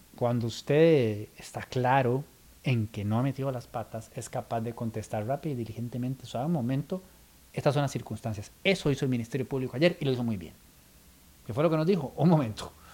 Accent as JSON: {"language": "Spanish", "country": "Costa Rica", "said": "el tico es muy chotero"}